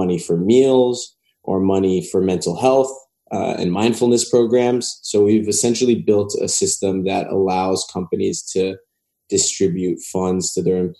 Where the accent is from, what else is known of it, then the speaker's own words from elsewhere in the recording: Los Angeles, California, United States; I grew up in West